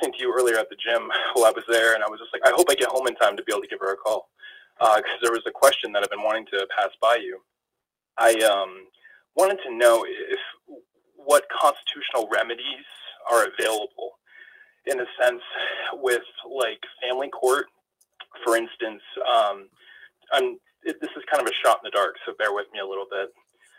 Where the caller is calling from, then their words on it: New Hampshire, United States; I'm calling from New Hampshire.